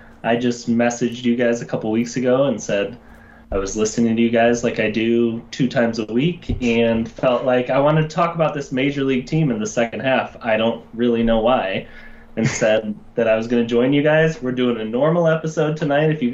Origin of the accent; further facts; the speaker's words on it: Chicago, Illinois, United States; I am a Chicagoan. I live on the north side of Chicago